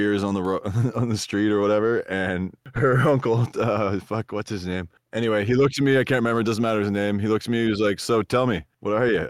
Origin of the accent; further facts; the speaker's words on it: New Brunswick, Canada; I'm from New Brunswick, which is it's a great place. I love it. There's all kinds of people there. It's a small province with small towns and small mines.